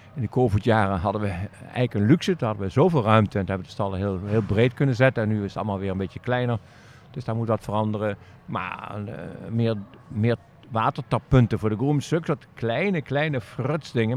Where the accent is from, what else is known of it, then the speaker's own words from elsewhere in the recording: Netherlands; also born or lived in Aachen; Een Nederlander in Duitsland